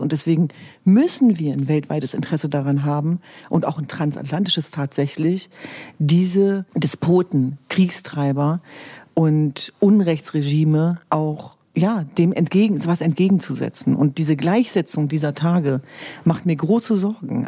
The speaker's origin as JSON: {"language": "German", "country": "Germany", "tie": "born or raised there", "said": "Meine Eltern sind vor über 50 Jahren nach Deutschland gekommen. Und ich bin aufgewachsen in einem Elternhaus"}